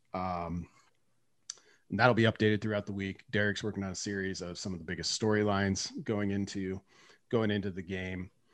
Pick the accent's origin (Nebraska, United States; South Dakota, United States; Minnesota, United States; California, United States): Nebraska, United States; I'm also from Nebraska